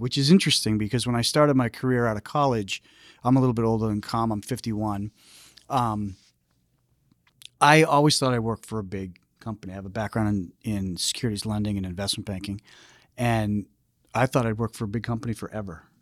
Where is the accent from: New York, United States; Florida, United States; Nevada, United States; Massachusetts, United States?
Massachusetts, United States; Foxborough; I grew up in Foxborough